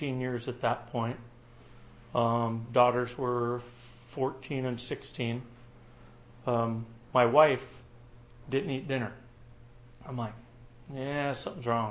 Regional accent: Tacoma, Washington, United States; I grew up in the Tacoma, Puyallup area

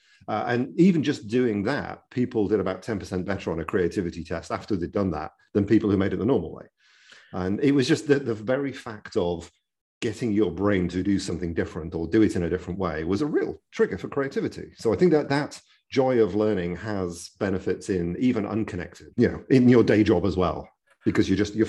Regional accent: United Kingdom; accent: British; now in California, United States; Well, having a British accent definitely helps

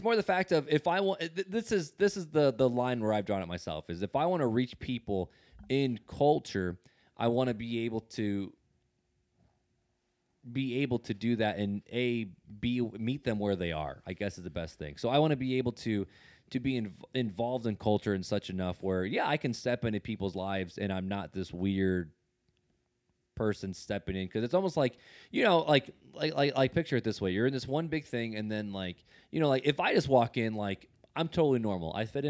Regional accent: Indiana, United States; Like I grew up in Northwest Indiana, right outside of Gary, which Gary's a very hip hop basketball culture group.

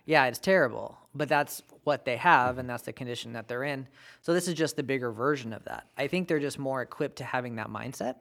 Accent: United States; my American-born right

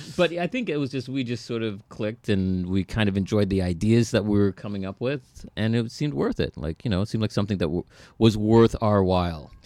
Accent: Toronto, Ontario, Canada; we're from Scarborough

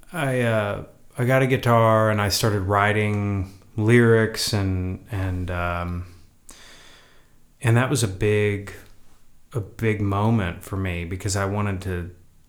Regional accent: Oklahoma, United States; moved away as an adult; now in Los Angeles, United States; I was raised in a small oil town of about 7,500 people, I think, 8,000 people today

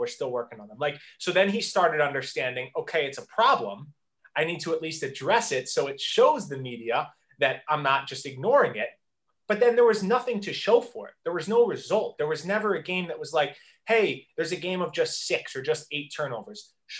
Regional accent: Philadelphia, Pennsylvania, United States; I'm from Philadelphia

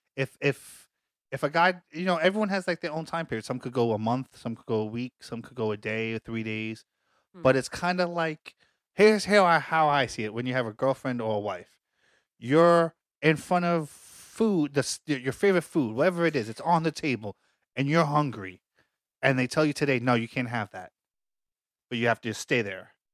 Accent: New York City, New York, United States; we're from Staten Island

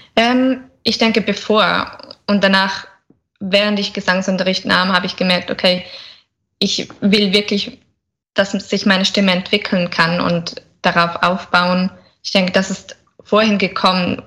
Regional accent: Switzerland; ich komme aus der Schweiz

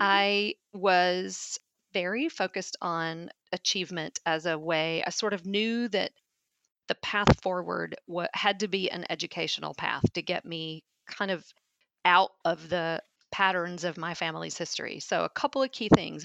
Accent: Little Rock, Arkansas, United States; moved away as an adult; also born or lived in Memphis, Tennessee; now in Saint Louis, United States; I grew up in Little Rock, Arkansas, in a most of the time working class family.

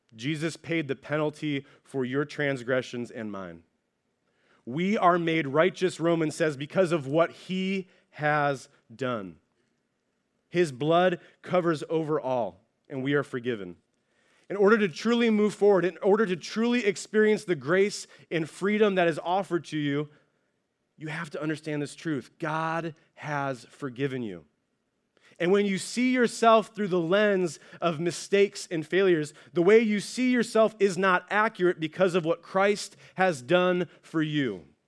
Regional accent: Ohio, United States; now in California, United States; I'm originally from Ohio

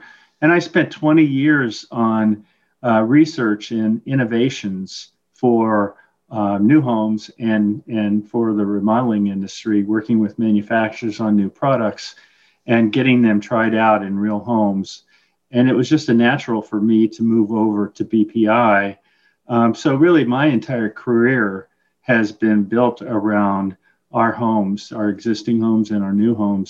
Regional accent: Midwest, United States; I grew up in the Midwest in a home building family

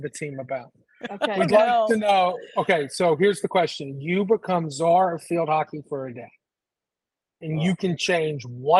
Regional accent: Atlanta, Georgia, United States; Yeah, so I grew up in Atlanta.

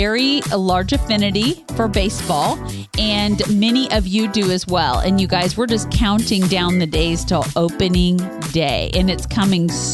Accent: Kansas City, United States; now in Louisville area, Kentucky, United States; we're from the Kansas City area

